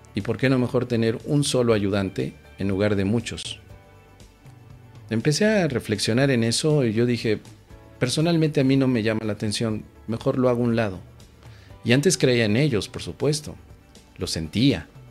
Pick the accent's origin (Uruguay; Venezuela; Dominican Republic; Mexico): Mexico; soy mexicano y en México